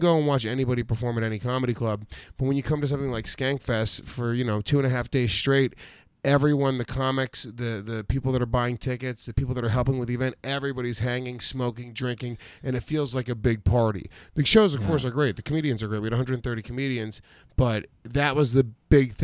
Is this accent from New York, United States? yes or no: yes; New York City, New York, United States; I'm from New York City.